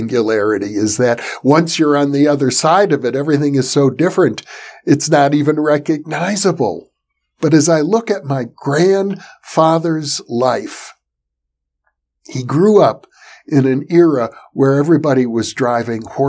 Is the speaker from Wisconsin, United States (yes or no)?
yes; Wisconsin, United States; I grew up in Wisconsin.